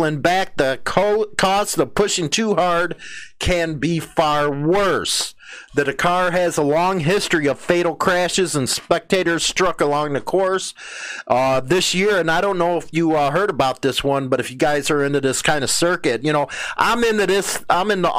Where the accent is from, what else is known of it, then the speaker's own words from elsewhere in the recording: United States; as an American